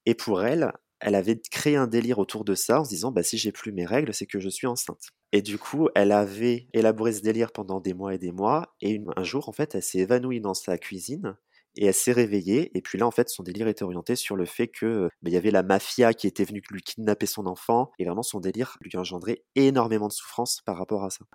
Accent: Charente-Maritime, Nouvelle-Aquitaine, France; moved away as an adult; also born or lived in Bordeaux; now in Poitiers, France; je suis originaire de Charente-Maritime

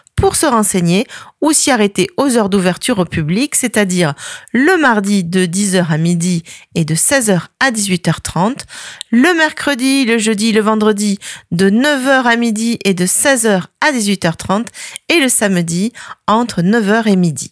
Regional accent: France; chez nous en France

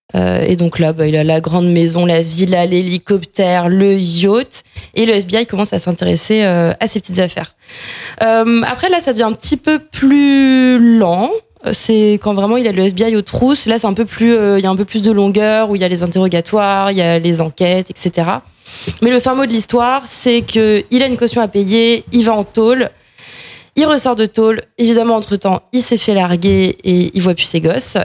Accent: France; on est français

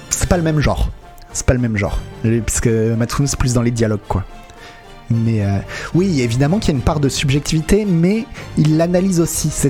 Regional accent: France; Ouais, euh, Nico, effectivement, et pour nous en tant que Français, euh, c'était un peu compliqué.

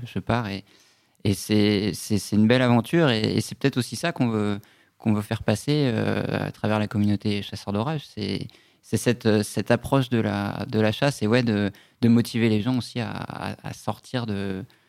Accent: Brittany, France; j'ai grandi en Bretagne

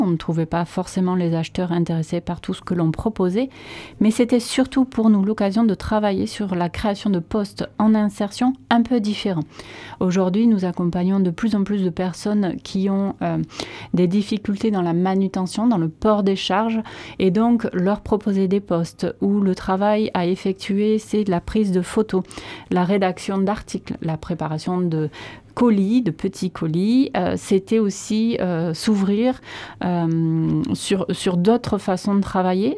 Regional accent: Landes, Nouvelle-Aquitaine, France; also born or lived in Chalosse; je suis landaise

